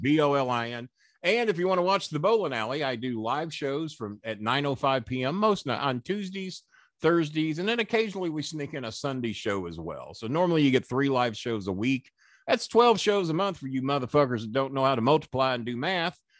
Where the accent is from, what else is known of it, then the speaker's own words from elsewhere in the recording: Florida, United States; now in Louisville, United States; I was raised in Florida for the most of my